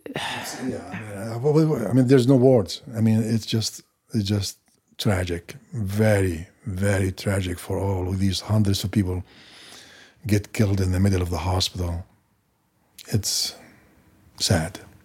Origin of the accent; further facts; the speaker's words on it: Maghazi refugee camp, Gaza Strip, Palestine; moved away as an adult; now in United States; I lived my first twenty-eight years in Gaza, or to be precise, in, in a refugee camp, uh, called Magazi.